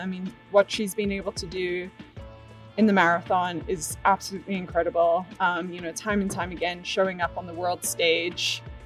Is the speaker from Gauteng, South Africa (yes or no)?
no; Cape Town, Western Cape, South Africa; moved away as an adult; also born or lived in Arkansas, United States; now in Boulder, United States; born and raised in Cape Town, South Africa, got a scholarship to run at the University of Arkansas.